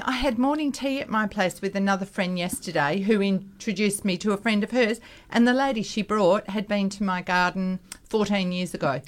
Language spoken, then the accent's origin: English; Perth, Western Australia, Australia; when we grew up in North Beach, we had a vacant block next door to us